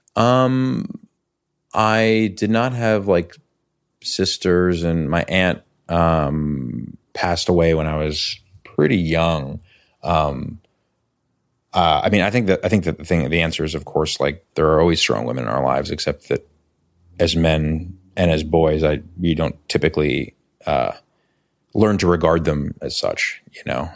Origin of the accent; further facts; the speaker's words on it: New York City, New York, United States; moved away as an adult; now in Los Angeles, United States; I grew up in New York City. I grew up in Chelsea